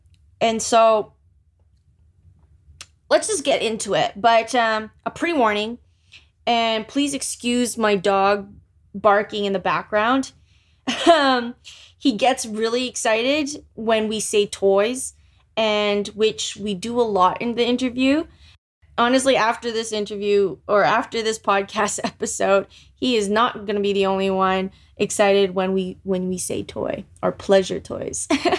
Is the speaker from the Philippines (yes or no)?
yes; Philippines; Growing up as a Filipino female or Filipina with a Roman Catholic mother, I believe sex was bad